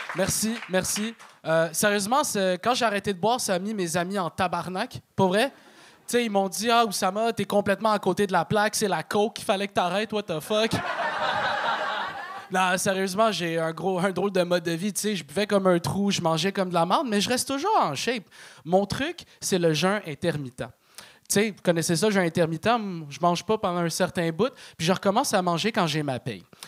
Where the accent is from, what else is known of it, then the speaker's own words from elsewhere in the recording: Laval, Quebec, Canada; J'ai grandi à Chemédé, euh, ce qui est la contraction de chômage everyday